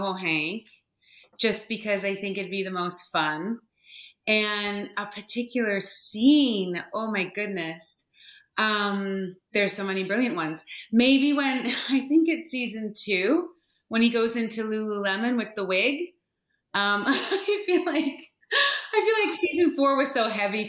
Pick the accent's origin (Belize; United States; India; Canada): Canada; now in England; As a Canadian who lives in England